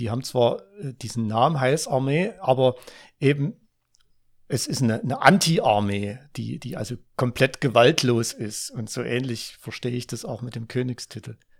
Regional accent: Ore Mountains, Saxony, Germany; dort, wo ich aufgewachsen bin, im Erzgebirge

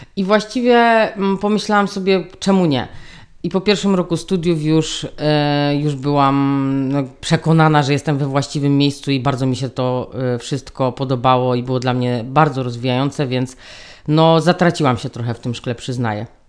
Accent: Dąbrowa Górnicza, Silesian Voivodeship, Poland; Ja w ogóle pochodzę z Ząbkowic, tych Ząbkowic z tej Dąbrowy Górniczej, od tej huty szkła

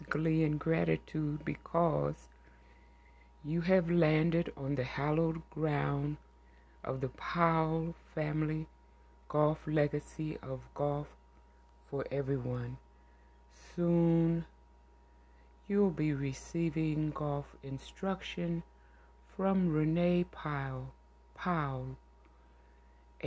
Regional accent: Ohio, United States; growing up in Ohio

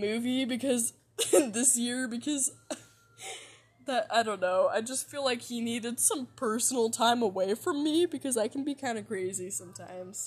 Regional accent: Seattle, Washington, United States; I was from Seattle, and I was 7 years old

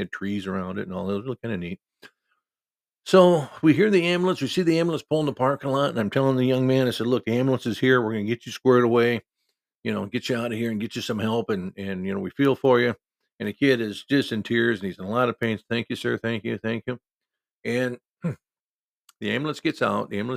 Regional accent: Cedar Rapids, Iowa, United States; a small town about, 20 miles outside of Cedar Rapids, Iowa, my hometown

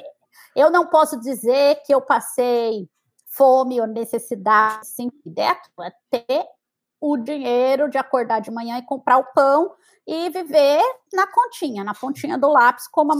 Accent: São Paulo, Brazil; moved away as an adult; now in United States; eu sou de São Paulo, sou da Zona Sul, é, da região do Campo Limpo um bairro chamado Jardim Maria Sampaio. É, foi ali que eu nasci, me criei

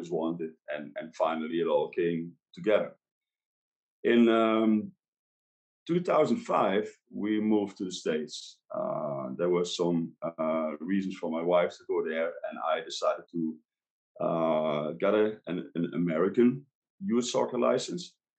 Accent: Netherlands; moved away as an adult; also born or lived in Luxembourg; I grew up in Holland

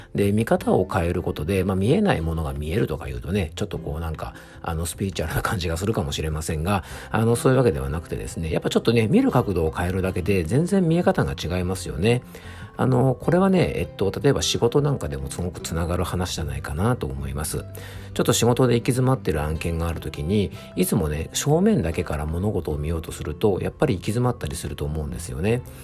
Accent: Kofu, Yamanashi, Japan; 甲府駅ってところが僕の地元であって

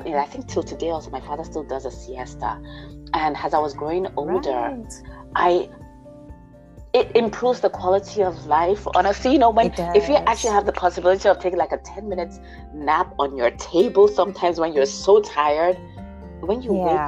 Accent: Nigeria; also born or lived in United States / Austria; now in Germany; I was born in the U.S. Grew up in Nigeria.

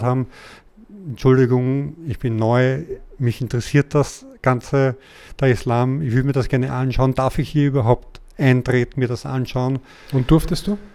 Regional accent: Austria; ich bin ja Österreicher

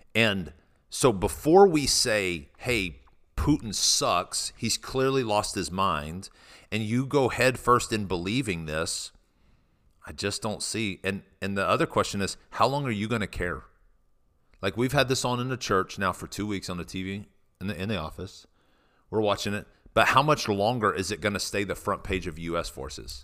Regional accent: United States; as an American today

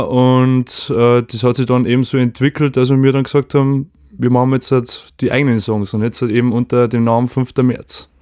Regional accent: Lower Bavaria, Germany; wir kommen aus Ansdorf, aus Niederbayern

